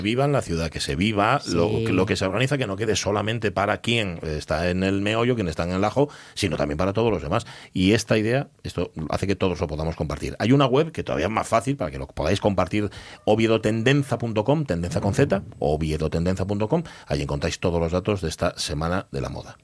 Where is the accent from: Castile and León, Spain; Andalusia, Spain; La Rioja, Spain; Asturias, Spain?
Asturias, Spain; Gijón; como somos los de Gijón